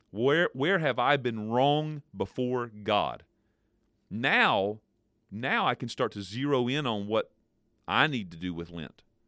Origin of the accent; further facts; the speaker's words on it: United States; As American people